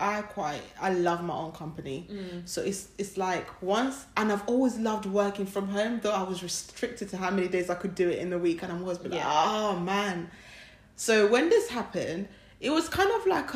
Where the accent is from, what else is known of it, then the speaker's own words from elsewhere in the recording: Uganda; moved away; we grew up in Uganda, and we know that we live in a country that's not ours